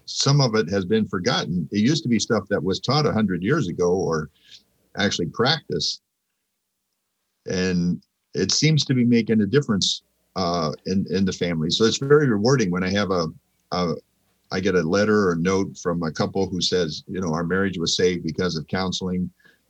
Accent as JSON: {"language": "English", "region": "Central California", "country": "United States", "tie": "born or raised there", "also_born_or_lived": "Argentina", "moved": "as an adult", "lives_now": "Arnold, Missouri, United States", "said": "I grew up in Central California, the part of California where all the vegetables come from, a couple hours from Yosemite"}